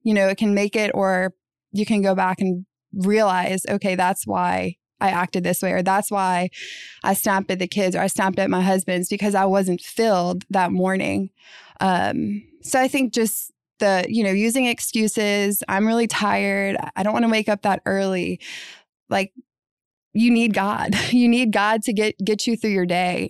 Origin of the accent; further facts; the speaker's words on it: New Orleans, Louisiana, United States; I was born and raised in New Orleans